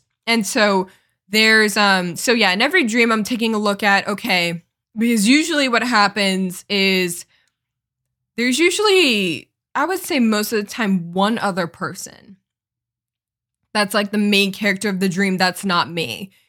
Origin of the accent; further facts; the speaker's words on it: Los Angeles, California, United States; born there; I was born in Los Angeles, California. That's where I come from.